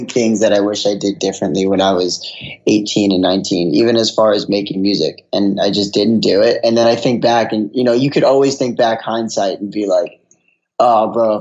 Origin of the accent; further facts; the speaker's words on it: Long Island, New York, United States; I'm from Long Island